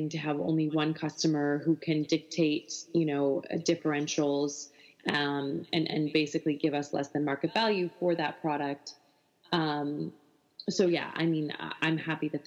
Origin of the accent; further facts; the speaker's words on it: Alberta, Canada; I love Alberta. It's where I'm from. I'm from a, you know, coal producing town